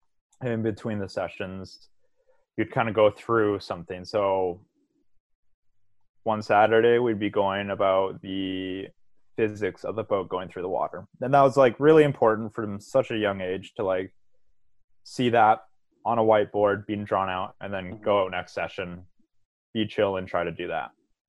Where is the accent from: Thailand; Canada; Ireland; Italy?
Canada; Victoria, British Columbia; So I went to a small high school called St. Andrews Regional High School. It's right by Elk Lake.